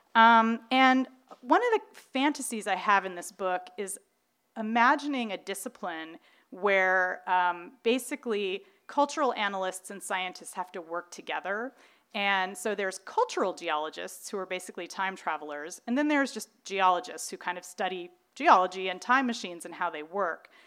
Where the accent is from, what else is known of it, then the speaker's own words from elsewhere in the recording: Irvine, California, United States; growing up in Irvine, like I did.